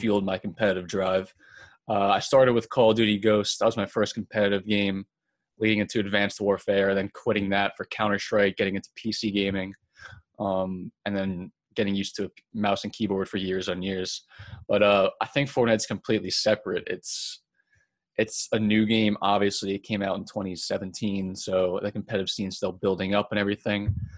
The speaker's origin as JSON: {"language": "English", "area": "Long Island", "region": "New York", "country": "United States", "said": "I'm from Long Island, New York"}